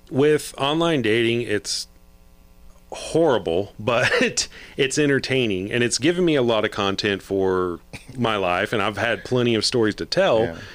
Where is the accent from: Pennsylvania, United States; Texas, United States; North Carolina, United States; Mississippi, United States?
Texas, United States; Fort Worth; also born or lived in San Antonio; I grew up in Fort Worth.